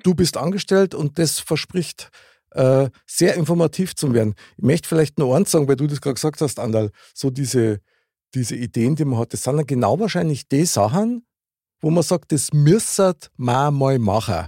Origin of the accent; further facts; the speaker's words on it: Munich, Bavaria, Germany; ich bin ja in der Nähe von der Wiesen aufgewachsen